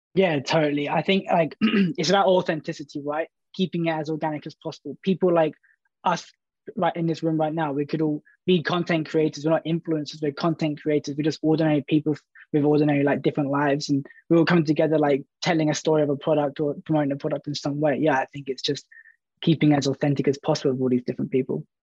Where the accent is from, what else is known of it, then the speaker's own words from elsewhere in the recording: Brighton, South East England, United Kingdom; I'm from Brighton, and, uh, I work for a marketing agency called Favorite